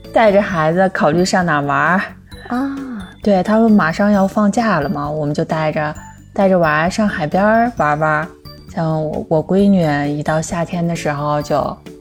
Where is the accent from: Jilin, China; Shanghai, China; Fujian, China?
Jilin, China; Changchun; 我来自长春，吉林长春一个东北的宝妈